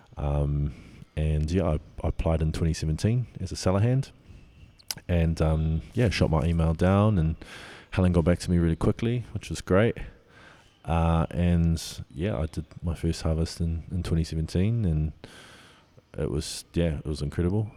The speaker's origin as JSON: {"language": "English", "region": "Auckland", "country": "New Zealand", "tie": "born or raised there", "also_born_or_lived": "Te Kaha", "said": "I grew up in Auckland, but I, I call, um, that part of New Zealand home"}